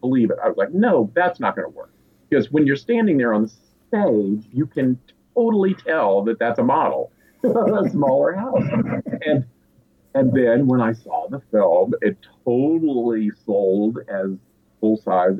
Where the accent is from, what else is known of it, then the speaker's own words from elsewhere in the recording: Asheville, North Carolina, United States; I grew up in Asheville, North Carolina